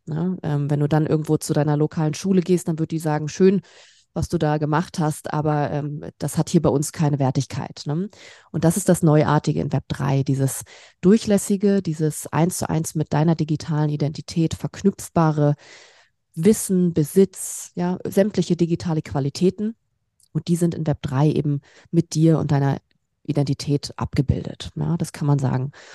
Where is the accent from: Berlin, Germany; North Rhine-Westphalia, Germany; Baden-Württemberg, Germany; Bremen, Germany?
Berlin, Germany; moved away as an adult; now in Stuttgart, Germany; Ich komme aus Berlin ursprünglich